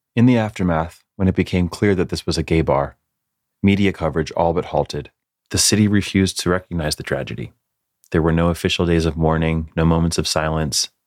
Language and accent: English; Northeast, United States; born and raised in the Northeast